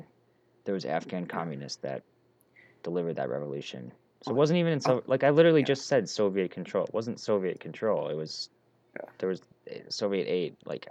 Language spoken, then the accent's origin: English; United States; I'm brainwashed as an American